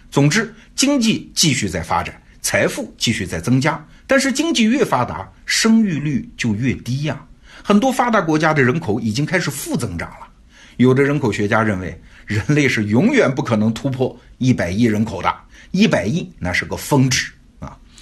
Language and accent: Chinese; China; 我们中国人是眼睁睁地看着这个过程发生的